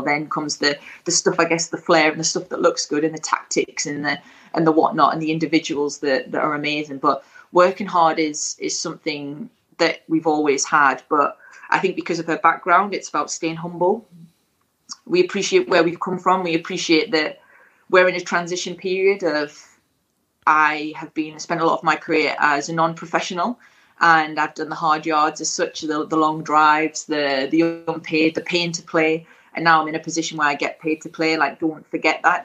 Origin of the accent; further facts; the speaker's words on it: Stanley, North East England, United Kingdom; moved away; also born or lived in London; It'll always be my hometown